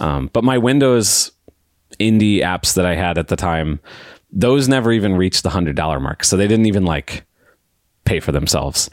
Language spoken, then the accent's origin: English; St. Louis, Missouri, United States; I'm from Saint Louis, Missouri, uh, right smack dab in the middle of the U S